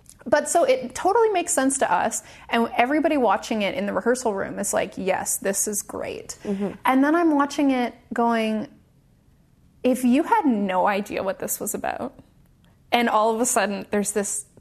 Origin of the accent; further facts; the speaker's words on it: Victoria, British Columbia, Canada; moved away; a ballet school in my hometown, in Victoria